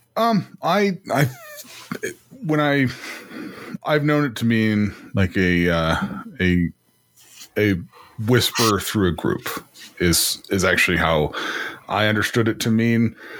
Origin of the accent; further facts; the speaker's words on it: Iowa, United States; moved away; I'm from Iowa